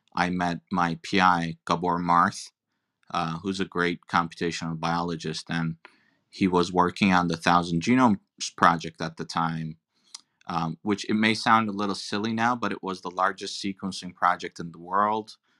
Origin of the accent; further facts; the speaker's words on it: Turkey; moved away; I'm an immigrant. I'm originally from Turkey